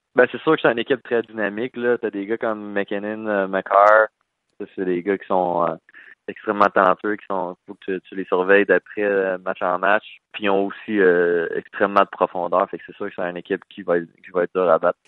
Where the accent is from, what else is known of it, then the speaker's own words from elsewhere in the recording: Val-d'Or, Quebec, Canada; moved away as an adult; also born or lived in Rouyn-Noranda; je viens de de Val d'Or